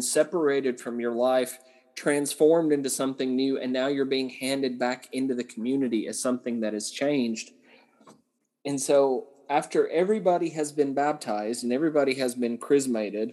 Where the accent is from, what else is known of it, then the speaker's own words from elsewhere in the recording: Southern Appalachia, United States; I grew up in Southern Appalachia